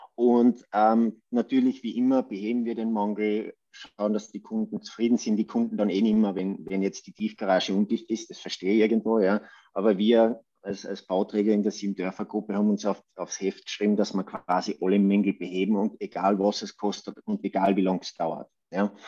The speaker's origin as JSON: {"language": "German", "town": "Judenburg", "region": "Styria", "country": "Austria", "tie": "born or raised there", "said": "ich bin dort äh, quasi im Raum Obdach, Judenburg, wenn das ein Begriff ist, aufgewachsen"}